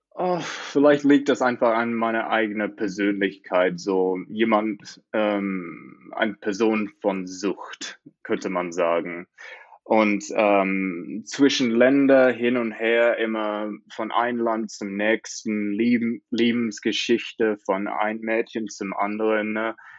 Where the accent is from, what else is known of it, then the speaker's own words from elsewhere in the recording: Australia; German is a second language; also born or lived in Montreal, Canada; ich komme aus Australien, habe da fast mein ganzes Leben gelebt, aber bis zweimal habe ich in Kanada gelebt, in Montreal.